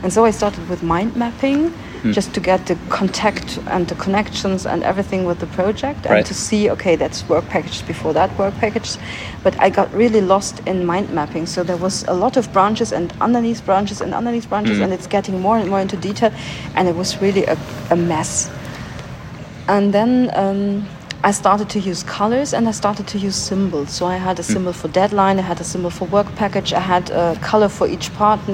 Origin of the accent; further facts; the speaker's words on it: Göttingen, Lower Saxony, Germany; English is a second language; I'm from Germany. I'm from Göttingen